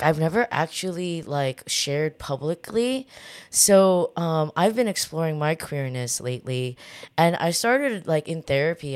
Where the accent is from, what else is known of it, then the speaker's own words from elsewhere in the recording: Orange County, Southern California, United States; moved away as an adult; now in New York, United States; I w, w, was born and raised in Southern California